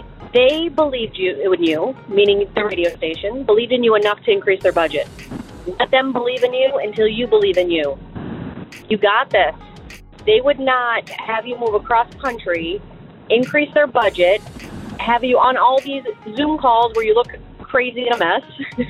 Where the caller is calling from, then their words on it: Pennsylvania, United States; I'm calling from Pennsylvania.